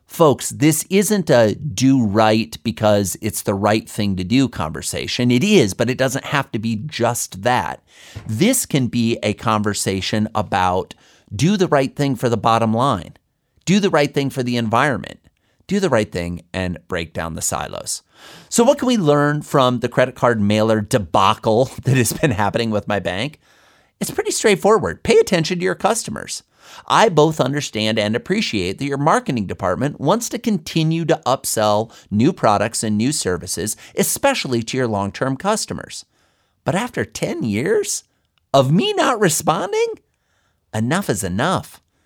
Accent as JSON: {"language": "English", "region": "Iowa", "country": "United States", "tie": "born or raised there", "said": "I grew up in Iowa."}